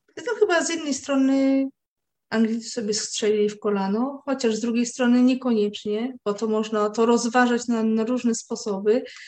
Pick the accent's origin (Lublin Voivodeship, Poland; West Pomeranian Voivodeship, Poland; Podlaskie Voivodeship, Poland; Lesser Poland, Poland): West Pomeranian Voivodeship, Poland; near Koszalin; ja wychowałam się nad, na, nad morzem, e, pod Koszalinem